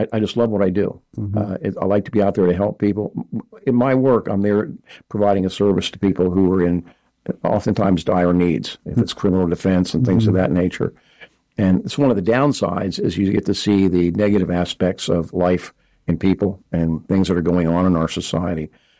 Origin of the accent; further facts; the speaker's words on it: Westover, Massachusetts, United States; born there; also born or lived in Alabama / Norway; now in Harrisburg, United States; Well, actually, I was born in Massachusetts, mm-hmm. Westover, and then Alabama. Lived in Norway for a few years.